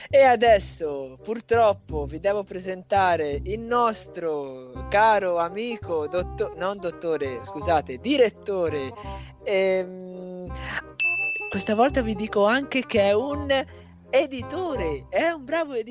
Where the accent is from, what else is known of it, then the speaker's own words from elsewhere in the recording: Livorno, Tuscany, Italy; Sarò, sono livornese, te.